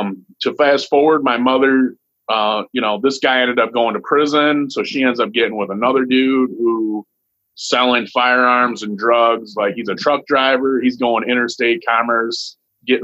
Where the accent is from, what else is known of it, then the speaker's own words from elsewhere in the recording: Toledo, Ohio, United States; I was born in Toledo, Ohio, and my mama lived in the projects